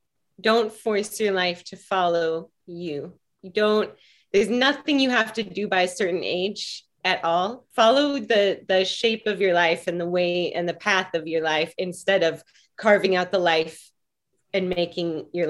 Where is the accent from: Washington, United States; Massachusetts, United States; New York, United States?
Washington, United States; Seattle; In Seattle.